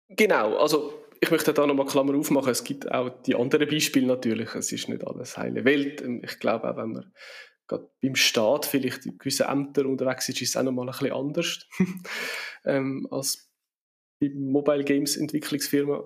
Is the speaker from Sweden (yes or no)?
no; Switzerland; wir in der Schweiz